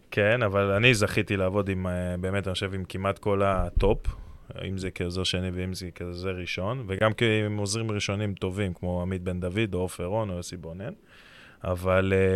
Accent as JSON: {"language": "Hebrew", "town": "Herzliya", "region": "Tel Aviv District", "country": "Israel", "tie": "born or raised there", "said": "אני גדלתי בהרצליה"}